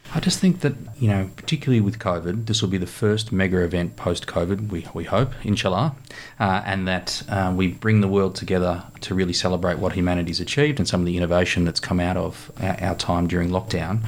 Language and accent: English; Australia